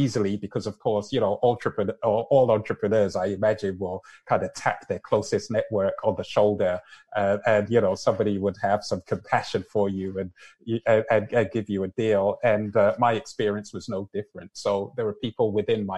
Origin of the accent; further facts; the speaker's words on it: London, United Kingdom; now in Canada; My parents are Nigerian. I was born and raised in London, and here I am living in Canada.